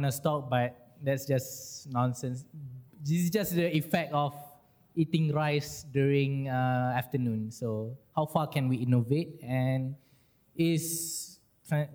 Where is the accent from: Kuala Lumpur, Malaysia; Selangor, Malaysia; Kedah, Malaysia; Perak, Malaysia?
Perak, Malaysia; Ipoh; I am from Ipoh